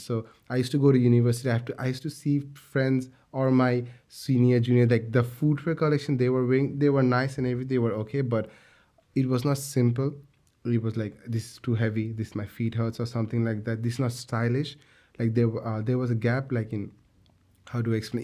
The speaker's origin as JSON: {"language": "English", "country": "Bangladesh", "said": "we come from a garments factory country"}